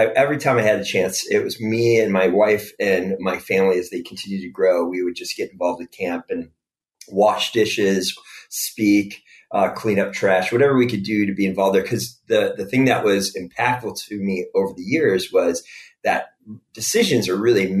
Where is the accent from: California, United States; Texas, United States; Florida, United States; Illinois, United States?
Illinois, United States; DuPage County; I grew up in DuPage County area, so not too far from where you all are